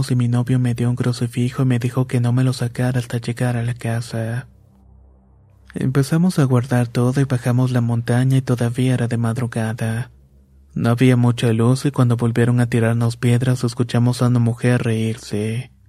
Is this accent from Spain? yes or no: no; State of Mexico, Mexico; born there; Vivo en Chalco, Estado de México y tengo 27 años. Nací en Chico, aunque mis padres son originarios de Oaxaca.